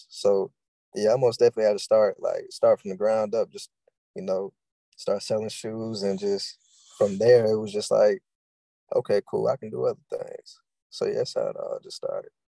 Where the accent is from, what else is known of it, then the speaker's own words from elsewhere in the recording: Louisville, Kentucky, United States; I'm from Louisville, Kentucky, born and raised